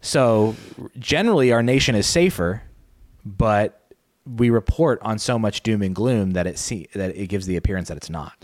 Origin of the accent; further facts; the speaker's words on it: Arizona, United States; I grew up in Arizona